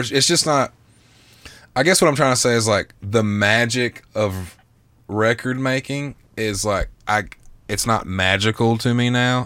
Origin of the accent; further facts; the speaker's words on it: the South, United States; I'm from the South